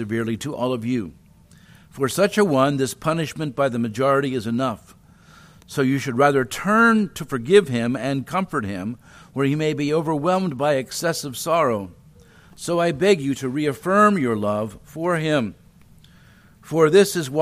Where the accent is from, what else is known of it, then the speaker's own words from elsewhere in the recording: New Jersey, United States; also born or lived in Ohio; now in Chattanooga, United States; I grew up in South Jersey. That's New Jersey, near Philadelphia.